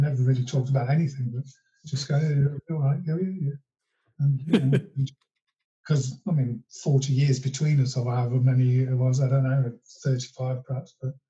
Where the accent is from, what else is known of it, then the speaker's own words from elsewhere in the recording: Long Eaton, East Midlands, United Kingdom; John Walters was from my hometown of Long Eaton.